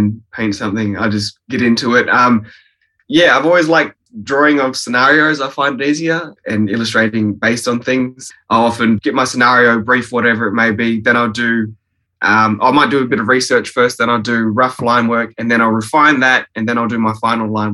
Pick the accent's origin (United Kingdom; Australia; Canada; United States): Australia; Fremantle, Western Australia; born in Woods Hospital, Fremantle, and then, yeah, grew up in the surrounding suburbs, mostly Coobla, Willoughby, White Gum Valley.